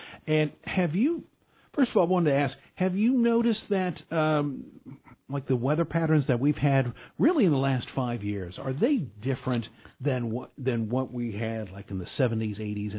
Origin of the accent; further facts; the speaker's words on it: St. Louis, Missouri, United States; I grew up in St. Louis